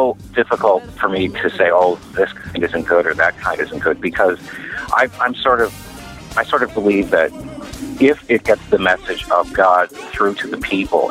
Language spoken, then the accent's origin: English; Midwest, United States; I'm an Irish-American kid who grew up in the Midwest